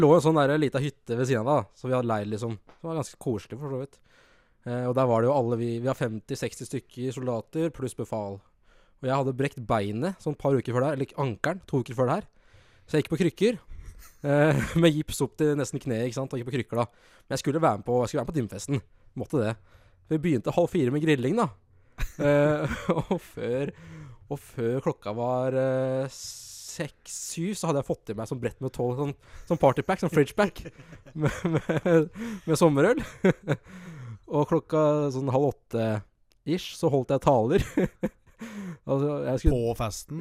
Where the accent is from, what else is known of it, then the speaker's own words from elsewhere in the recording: Lillehammer, Innlandet, Norway; som lillehamring